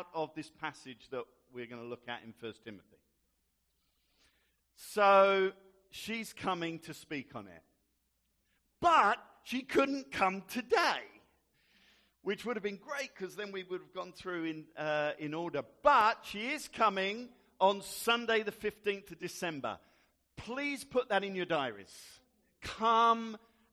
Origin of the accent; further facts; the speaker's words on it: Gravesend, South East England, United Kingdom; growing up in Gravesend